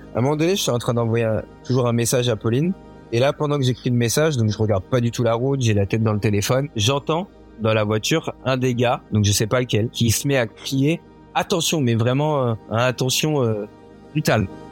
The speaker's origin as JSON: {"language": "French", "town": "Issoudun", "region": "Centre-Val de Loire", "country": "France", "tie": "born or raised there", "also_born_or_lived": "Esperança, Brazil", "said": "j'ai passé euh, toute mon enfance et mon adolescence dans une ville qui s'appelle Issoudun, en région centre"}